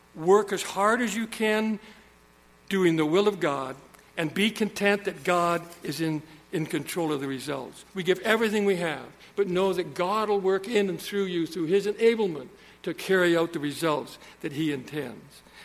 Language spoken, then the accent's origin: English; Saskatchewan, Canada; I was born in Saskatchewan.